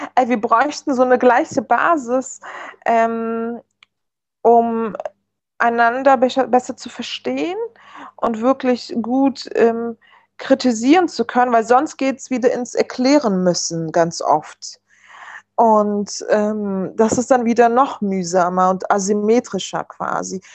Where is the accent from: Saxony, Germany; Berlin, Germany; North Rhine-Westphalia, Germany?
Berlin, Germany; German is a second language; Also ich bin ja im Wedding sogar geboren